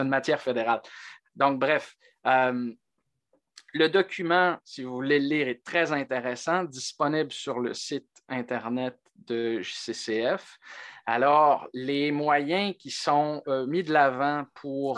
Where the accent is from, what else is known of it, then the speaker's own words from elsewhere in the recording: Quebec, Canada; on est québécois